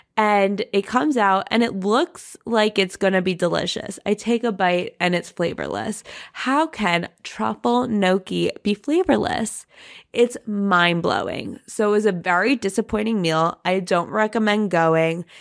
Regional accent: New York City, New York, United States; I'm a New Yorker

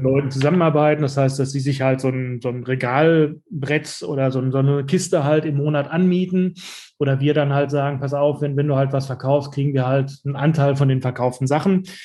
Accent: Dortmund, North Rhine-Westphalia, Germany; ich bin in diesem Viertel, wo wir jetzt unseren Laden haben, bin ich, bin ich aufgewachsen

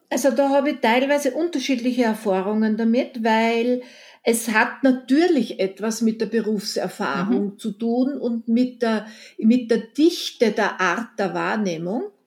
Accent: Eisenerz, Styria, Austria; moved away; also born or lived in Vienna; meine Heimatstadt Eisenerz

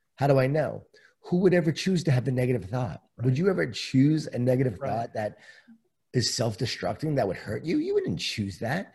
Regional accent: Long Island, New York, United States; born or raised there

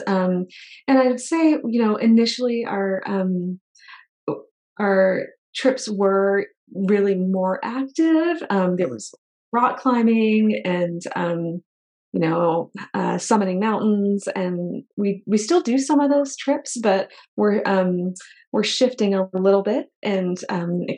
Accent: New Hampshire, United States; moved away as an adult; also born or lived in Tucson, Arizona / San Francisco Bay; I grew up in New England in New Hampshire

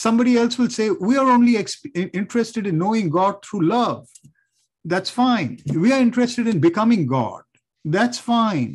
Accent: India; growing up in India

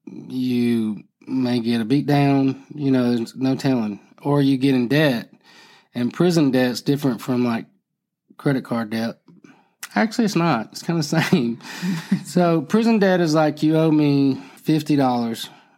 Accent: Florida, United States; Homeboys means I'm from Broward County. You're from Broward County. We're homeboys.

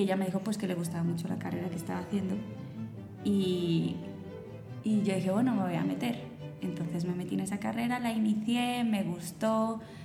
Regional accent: Spain; now in Colombia; yo me crié en España

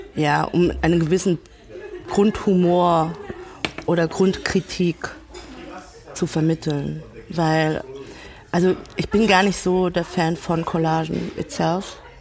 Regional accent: Ludwigshafen, Rhineland-Palatinate, Germany; also born or lived in Mannheim; Ich komme aus Ludwigshafen

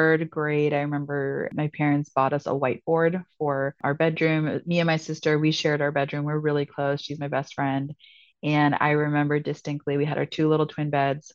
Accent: San Francisco, California, United States; moved away as an adult; also born or lived in Ithaca, New York; now in Greenville, United States; I was born and raised in San Francisco, and my parents are actually both from Peru

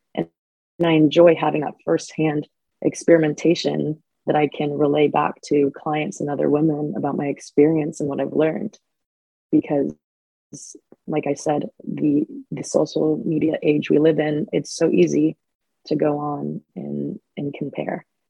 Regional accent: Phoenix, Arizona, United States; moved away as an adult; now in San Diego, United States; I'm from Phoenix, Arizona. Lived there my entire life up until the last few years. I moved to San Diego. Growing up in Phoenix

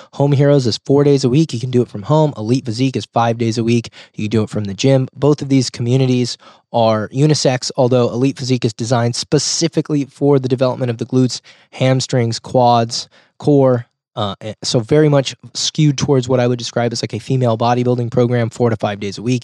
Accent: Rohnert Park, California, United States; my hometown of Roanoke Park, California, or Sonoma County. which is where I live.

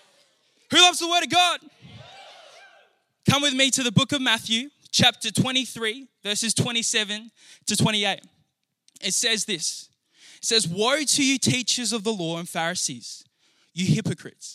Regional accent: Naracoorte, South Australia, Australia; born or raised there; also born or lived in Hamilton, New Zealand

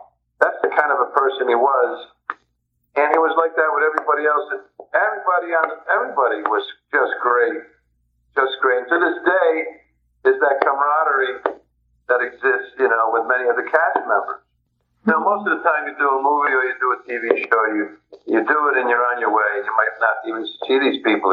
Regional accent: Providence, Rhode Island, United States; I grew up in Providence, Rhode Island, a very Italian section

